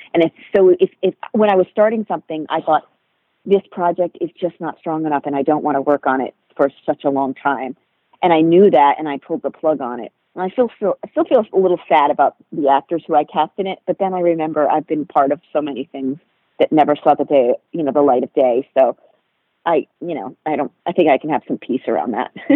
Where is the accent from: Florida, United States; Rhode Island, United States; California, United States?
Rhode Island, United States; moved away; also born or lived in New York City; I grew up in Rhode Island, so that's obviously not a city